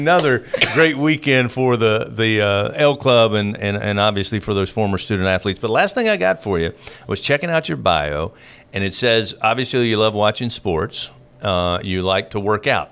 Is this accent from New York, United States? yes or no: no; Eastern Kentucky, United States; now in Louisiana, United States; I grew up in Eastern Kentucky